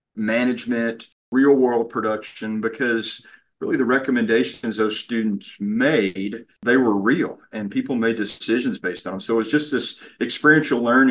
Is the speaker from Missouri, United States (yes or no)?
no; Central Texas, United States; I grew up in Central Texas